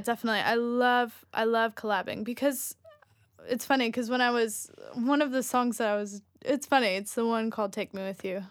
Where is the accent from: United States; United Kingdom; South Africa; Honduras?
United States; moved away; also born or lived in Sweden / Australia; I'm from the United States